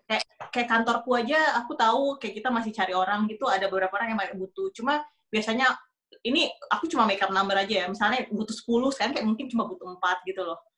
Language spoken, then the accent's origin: Indonesian; Palembang, South Sumatra, Indonesia; now in New York, United States; Kalau gue kan orang Palembang